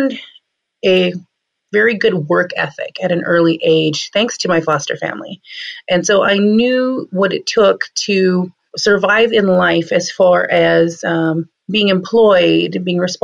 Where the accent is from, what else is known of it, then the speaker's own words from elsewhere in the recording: Cheyenne River Sioux Reservation, South Dakota, United States; now in New Town, North Dakota, United States; I grew up mainly on the Cheyenne River Sioux Reservation, tribal reservation in South Dakota.